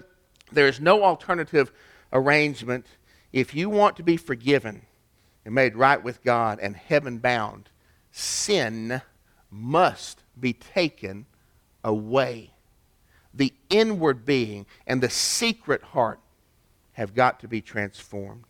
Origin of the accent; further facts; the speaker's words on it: East Ridge, Tennessee, United States; my hometown, East Ridge, Tennessee, as kids